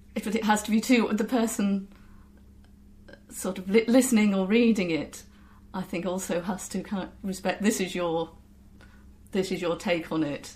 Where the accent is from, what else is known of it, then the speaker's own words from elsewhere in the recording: near Lincoln, East Midlands, United Kingdom; moved away; I'm from uh, near Lincoln originally